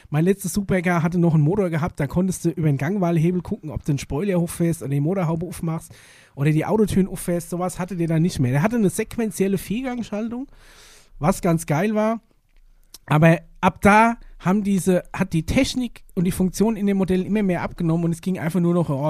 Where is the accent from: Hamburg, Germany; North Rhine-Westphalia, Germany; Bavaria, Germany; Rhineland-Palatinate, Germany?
North Rhine-Westphalia, Germany; ja, das ist nur meine Meinung und ich komme aus dem Pott, da redet mir so.